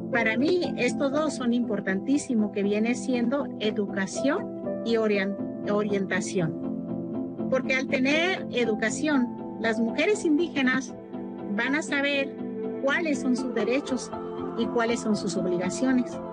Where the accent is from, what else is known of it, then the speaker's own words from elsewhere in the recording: Mexico; moved away; Yo como mujer indígena conozco y sé el modo de vivir de allá de la sierra de donde soy